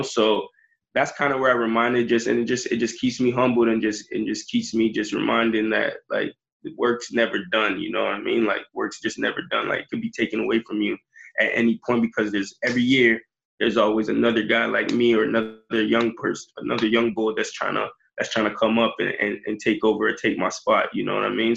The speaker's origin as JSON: {"language": "English", "country": "Jamaica", "said": "I'm Jamaican"}